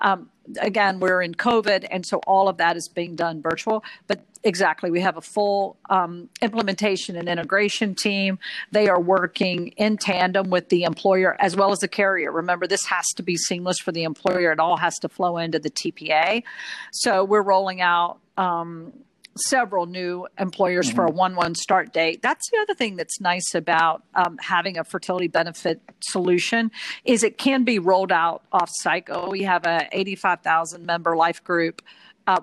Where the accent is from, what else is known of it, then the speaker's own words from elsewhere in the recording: Hickory, North Carolina, United States; accent: Southern; now in New York, United States; I was born and raised in Hickory, North Carolina, and still have family there